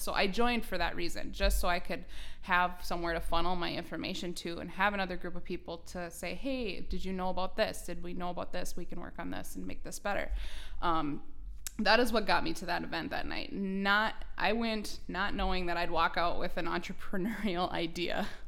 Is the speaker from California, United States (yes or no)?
no; New York Mills, Minnesota, United States; now in Perham, United States; I am born and raised right here in Ottertail County. I'm originally from New York Mills